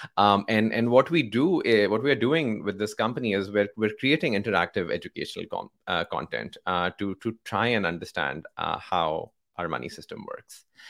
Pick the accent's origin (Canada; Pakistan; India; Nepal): Pakistan; moved away as an adult; now in San Francisco, United States; I grew up in Pakistan, right? So my, um, born and raised in Pakistan